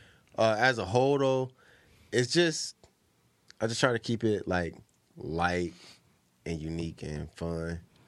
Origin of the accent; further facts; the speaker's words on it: Ohio, United States; I'm from Ohio